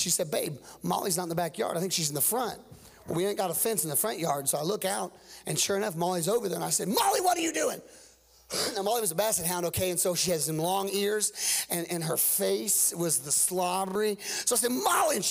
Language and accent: English; Cedar County, Missouri, United States; also born or lived in Tulsa, Oklahoma / Joplin, Missouri; I'm was born in Tulsa, but I don't say that to everybody. I was raised right here in Cedar County